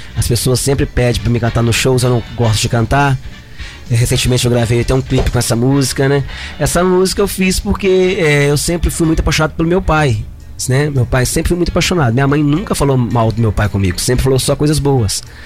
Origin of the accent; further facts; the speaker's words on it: Caratinga, Minas Gerais, Brazil; now in Ubá, Brazil; Sou caratinguense